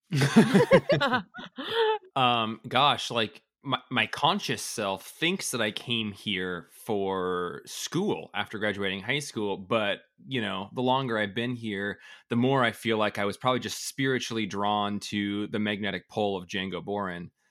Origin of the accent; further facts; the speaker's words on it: Colville, Washington, United States; now in Bellingham, United States; I'm from a really horrible, small, t- like tiny town in Northeast Washington